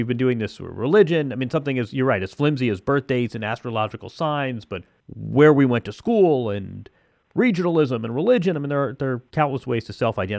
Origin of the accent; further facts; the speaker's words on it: Indiana, United States; I'm from Indiana